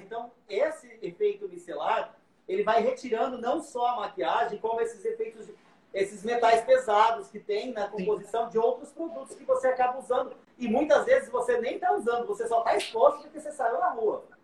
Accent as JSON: {"language": "Portuguese", "town": "São José do Rio Preto", "region": "São Paulo", "country": "Brazil", "said": "eu sou de São José do Rio Preto, ah, interior de São Paulo"}